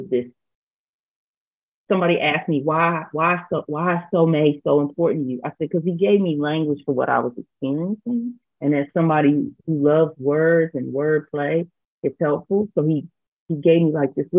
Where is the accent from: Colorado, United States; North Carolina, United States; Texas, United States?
North Carolina, United States; also born or lived in Cincinnati, Ohio / Senegal; A Black girl who grew up in North Carolina